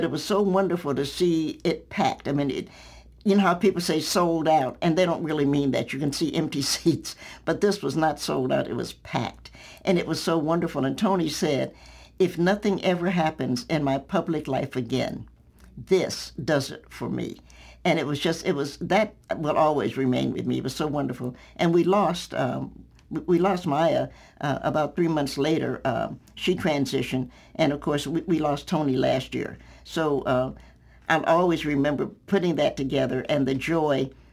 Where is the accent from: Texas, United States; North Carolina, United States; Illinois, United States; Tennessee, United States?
Tennessee, United States; Knoxville; moved away as an adult; now in Virginia, United States; I'm a Knoxvillian by birth